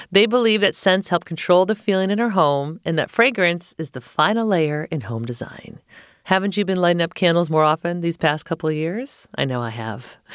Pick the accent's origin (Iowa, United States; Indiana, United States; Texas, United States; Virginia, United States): Virginia, United States; now in California, United States; So I'm from Virginia.